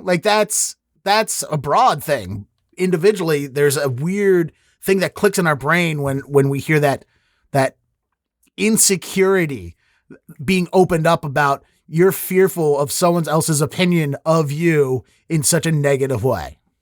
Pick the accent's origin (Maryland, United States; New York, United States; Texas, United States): Maryland, United States; Baltimore; I'm from Baltimore